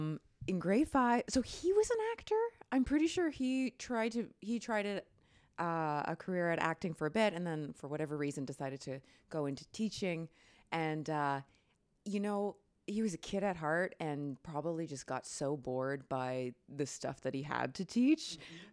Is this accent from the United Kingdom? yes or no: no; Newmarket, Ontario, Canada; because I grew up in Newmarket, just north of Toronto.